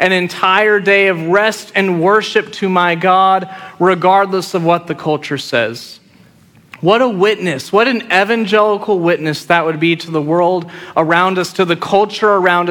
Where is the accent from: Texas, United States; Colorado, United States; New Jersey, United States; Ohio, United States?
Texas, United States; Friendswood; moved away; growing up in Friendswood, I was 30 minutes from Galveston